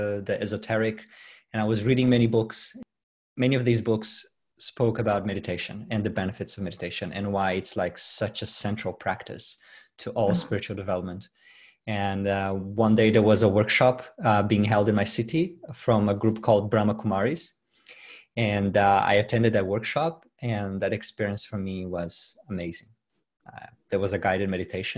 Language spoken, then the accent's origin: English; Brazil; English is a second language; moved away as an adult; now in Sydney, Australia; I'm from Brazil. I was born and raised in Brazil. I migrated here 9 years ago.